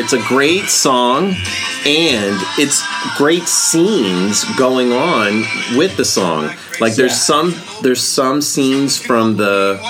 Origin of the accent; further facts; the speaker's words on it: New Jersey, United States; accent: tinge of southern; also born or lived in Tennessee / Kentucky; I was born in Tennessee. My family's from Kentucky. But when I was 5, moved to New Jersey. And so... predominantly don't have any kind of southern accent, but I do have a tinge of it